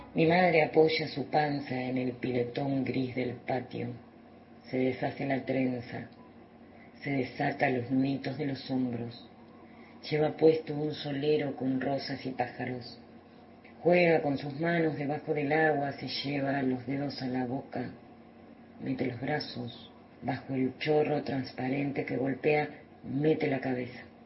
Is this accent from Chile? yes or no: no; Mercedes, Buenos Aires Province, Argentina; soy de Mercedes, provincia de Buenos Aires